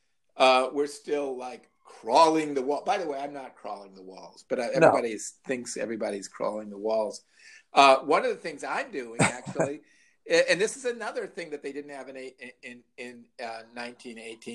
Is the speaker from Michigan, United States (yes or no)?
no; Libertyville, Illinois, United States; growing up in Libertyville